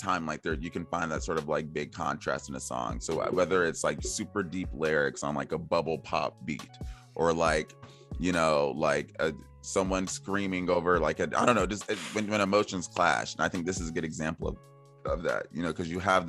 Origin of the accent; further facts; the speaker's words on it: Atlanta, Georgia, United States; I grew up in Atlanta